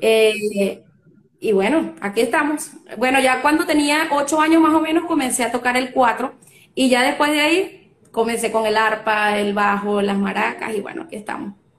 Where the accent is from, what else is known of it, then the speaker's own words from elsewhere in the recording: Carora, Lara, Venezuela; now in Valencia, Venezuela; Soy nacida en Carora, Estado Lara, pero ahora estoy residenciada acá en Valencia, Estado